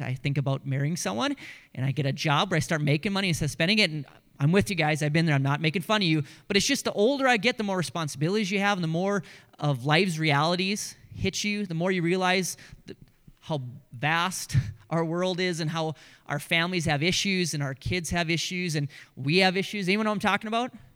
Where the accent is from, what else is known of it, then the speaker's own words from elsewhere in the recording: Grand Forks, North Dakota, United States; That was our radio station growing up in Grand Forks, North Dakota